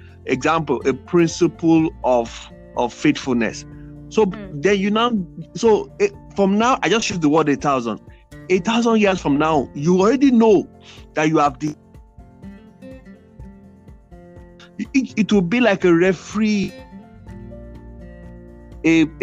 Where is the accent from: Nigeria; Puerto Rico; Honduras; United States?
Nigeria; Ekiti; we're from Ekiti State